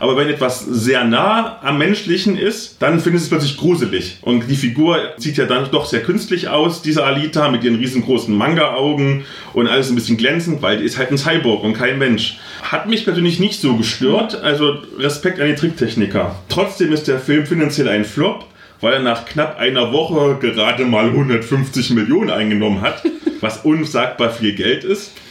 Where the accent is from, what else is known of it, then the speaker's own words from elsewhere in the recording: Halle, Saxony-Anhalt, Germany; wo ich herkomme, in Halle aus dem Ghetto